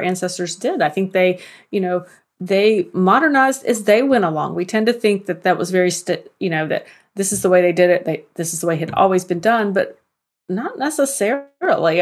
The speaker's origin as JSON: {"language": "English", "region": "the South", "country": "United States", "said": "I'm from the South"}